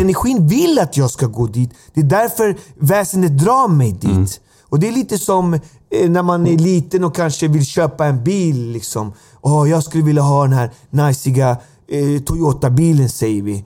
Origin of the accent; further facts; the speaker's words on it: Alby, Stockholm County, Sweden; Jag kommer från Alby